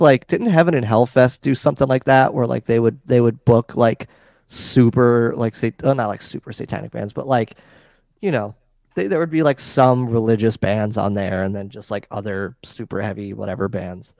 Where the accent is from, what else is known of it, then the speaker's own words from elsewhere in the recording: New York, United States; I grew up in New York